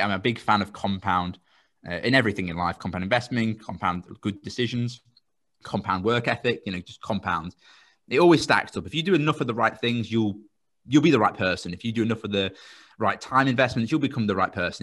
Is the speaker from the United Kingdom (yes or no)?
yes; Royston, East of England, United Kingdom; I'm from a place called Royston.